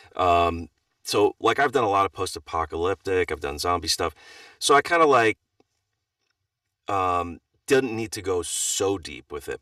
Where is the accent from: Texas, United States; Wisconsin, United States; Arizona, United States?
Wisconsin, United States; I grew up in Wisconsin